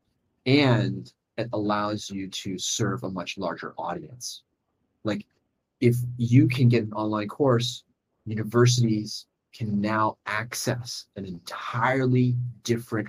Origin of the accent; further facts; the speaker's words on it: Illinois, United States; now in Hong Kong; I was originally from Illinois. I was born in Illinois